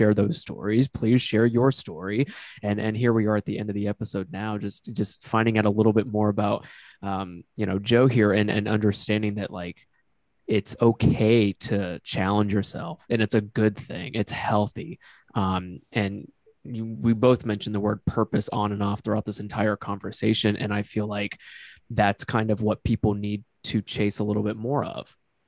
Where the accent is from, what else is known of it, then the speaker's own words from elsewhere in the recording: Japan; also born or lived in United States; You know, so I grew up in Japan and the US. My dad was an Air Force pilot.